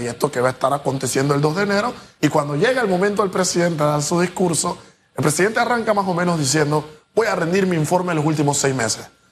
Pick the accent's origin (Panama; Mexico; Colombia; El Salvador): Panama; ¿dónde está la realidad de mi país? ¿Dónde está Panamá?